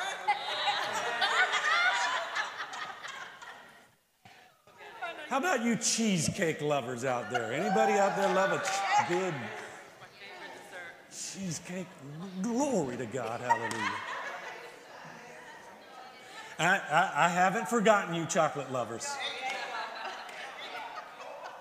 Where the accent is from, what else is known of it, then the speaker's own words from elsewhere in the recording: the South, United States; I'm from the South